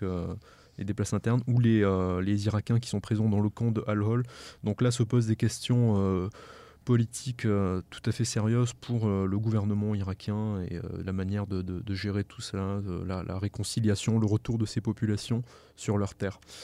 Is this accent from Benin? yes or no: no; France; en tant que Français